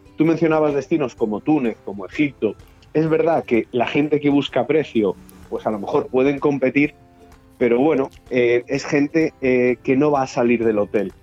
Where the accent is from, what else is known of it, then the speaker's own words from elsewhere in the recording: Galicia, Spain; moved away; also born or lived in Balearic Islands / Canary Islands / Andalusia / Valencian Community; soy de Benidorm, por supuesto, yo, nací en Galicia